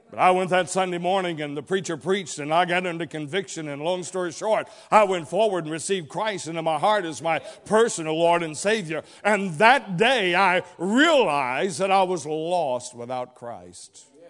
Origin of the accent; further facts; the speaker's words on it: Dalton, Georgia, United States; also born or lived in Chatsworth, Georgia; I was born in Chatsworth, Georgia. I was raised for the most part throughout the Dalton region.